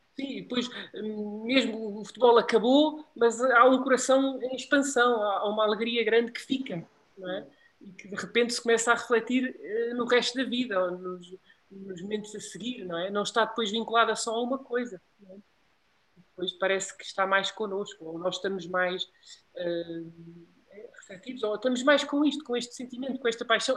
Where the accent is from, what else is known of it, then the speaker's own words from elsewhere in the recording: Portugal; eu como português